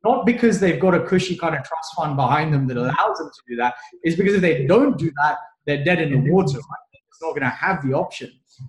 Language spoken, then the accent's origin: English; Kenya; I'm from Kenya." And they'll look at me like, "What do you mean you're from Kenya? Like, are you crazy?" But I was born in Kenya, right?